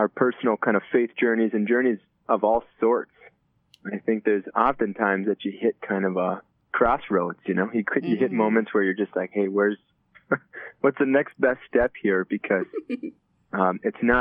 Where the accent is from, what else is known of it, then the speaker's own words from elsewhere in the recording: Chisago Lakes, Minnesota, United States; I grew up north of the Twin Cities in a small town called Chisago Lakes.